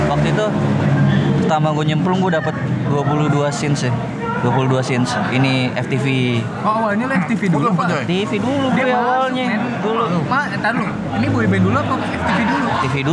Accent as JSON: {"language": "Indonesian", "town": "Palembang", "region": "South Sumatra", "country": "Indonesia", "said": "sampai nelfon orang kampung kampung gue Palembang ya"}